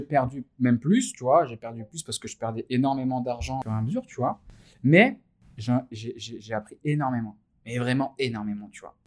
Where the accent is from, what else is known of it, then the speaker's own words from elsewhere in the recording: France; en tant que Français, alors en tant que musulman français